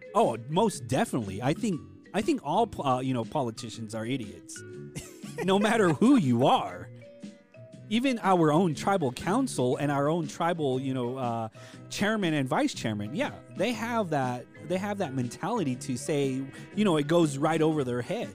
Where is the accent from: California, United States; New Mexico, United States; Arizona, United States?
Arizona, United States; Hopi; we're Hopi and we're Native American